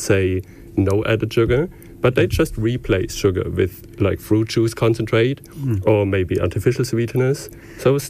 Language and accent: English; Stuttgart, Baden-Württemberg, Germany; moved away as an adult; also born or lived in Dublin, Ireland; now in Killinick, Ireland; I'm from Stuttgart in the southwest of Germany